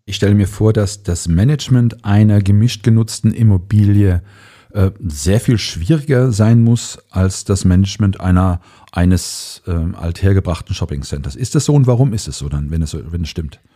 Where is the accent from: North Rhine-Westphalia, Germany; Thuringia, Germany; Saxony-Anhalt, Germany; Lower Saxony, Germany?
North Rhine-Westphalia, Germany; Cologne; ich komme aus Köln